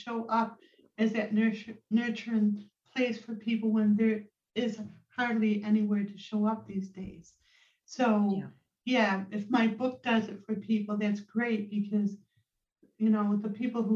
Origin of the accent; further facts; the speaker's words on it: Rochester, New York, United States; also born or lived in Vermont; my hometown, Rochester, New York